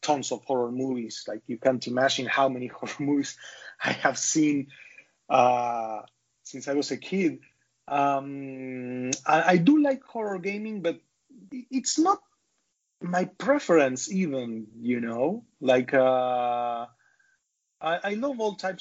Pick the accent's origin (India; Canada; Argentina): Argentina; I'm a developer from Argentina